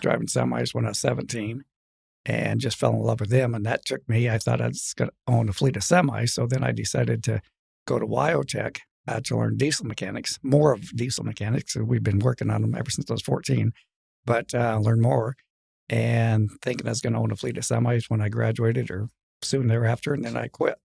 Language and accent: English; LaGrange, Wyoming, United States; also born or lived in Michigan; my dad was a preacher, and he moved us to Lagrange, excuse me, Wyoming